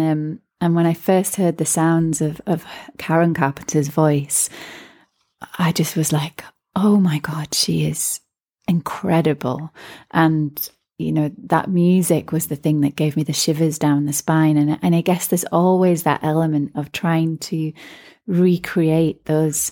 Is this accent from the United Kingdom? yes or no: no; Ireland; growing up in Ireland